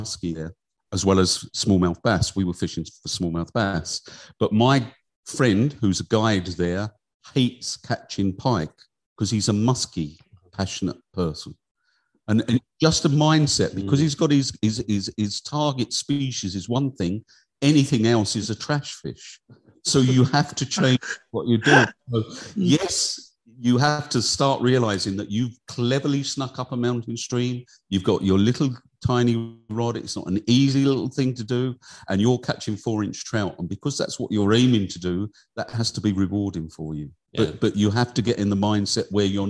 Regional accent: Kent, South East England, United Kingdom; now in South Tipperary, Ireland; I grew up in Kent in England.

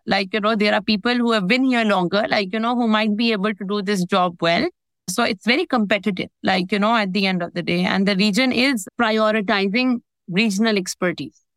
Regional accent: Pakistan; moved away as an adult; now in United Arab Emirates; in pakistan which is my home country

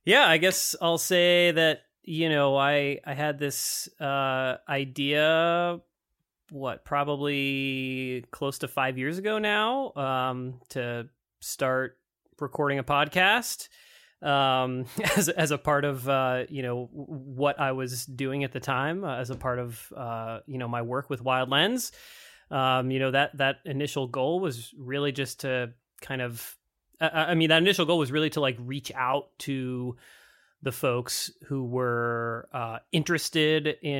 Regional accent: Massachusetts, United States; I grew up in Massachusetts, so I grew up in the Northeast. And when I moved out west, a lot of folks confused Idaho with Iowa.

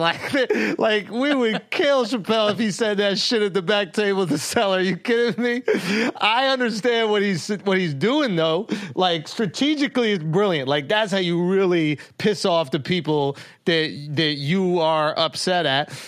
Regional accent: New York, United States; I'm from New York

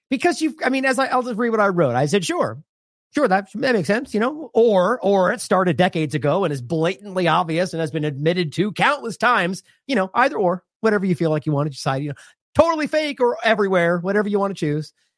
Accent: United States; I'm speaking as an American from a U S-centric perspective

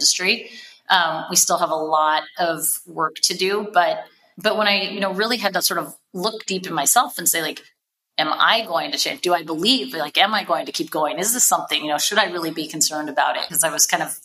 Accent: Seattle, Washington, United States; I grew up in Seattle and have like lived West Coast basically my whole life

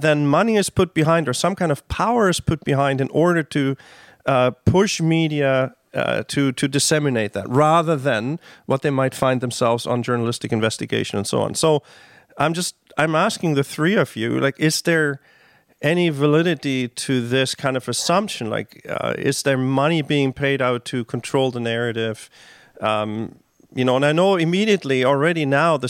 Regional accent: Germany; now in Canada; So I grew up in Germany under the shadow of one of the then still living communist regimes, right? East Germany

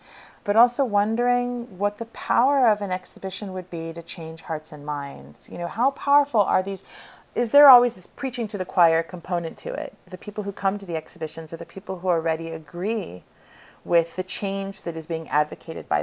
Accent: California, United States; I grew up on the West Coast in California

